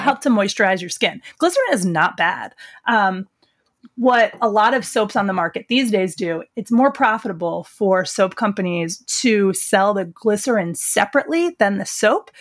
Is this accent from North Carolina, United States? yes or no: no; the Pine Barrens, New Jersey, United States; moved away as an adult; also born or lived in Philadelphia; I grew up in the Pine Barrens in Jersey